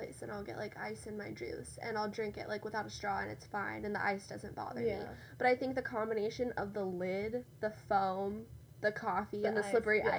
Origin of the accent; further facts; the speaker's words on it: Colorado, United States; Because also, I grew up mainly in Colorado, and so it's very similar to mm-hmm. Utah.